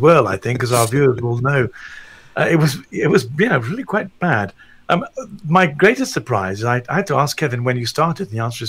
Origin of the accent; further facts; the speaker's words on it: England, United Kingdom; As an Englishman, a middle-class Englishman